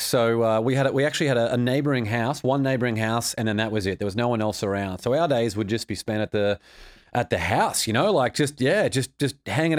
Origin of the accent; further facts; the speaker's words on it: Australia; It was good. Australia's a beautiful place.